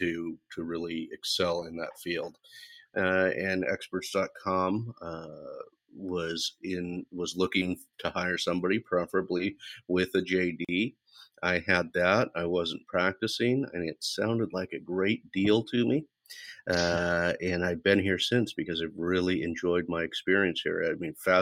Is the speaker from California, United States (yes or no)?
yes; Central Valley, California, United States; Born and raised in the Central Valley